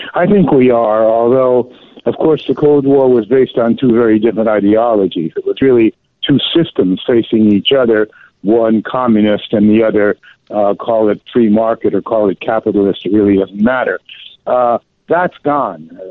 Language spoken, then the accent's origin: English; New York, United States; moved away; I have dual citizenship, and I grew up in New York